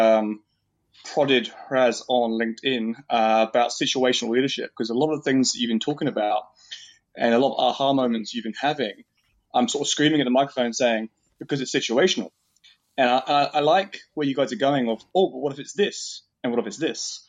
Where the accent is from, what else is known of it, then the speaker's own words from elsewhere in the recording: New Zealand; I'm from New Zealand.